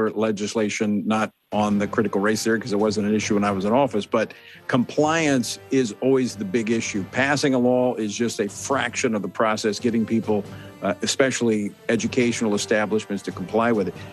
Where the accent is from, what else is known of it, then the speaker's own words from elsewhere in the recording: Louisiana, United States; we've got them in, in my home state of Louisiana.